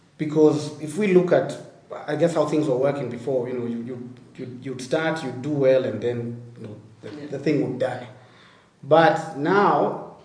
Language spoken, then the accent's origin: English; Kenya